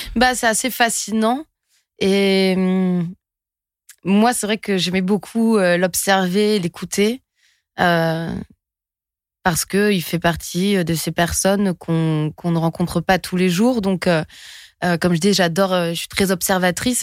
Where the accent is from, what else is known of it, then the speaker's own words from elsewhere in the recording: French Basque Country, Nouvelle-Aquitaine, France; moved away; de là où je viens, du Pays Basque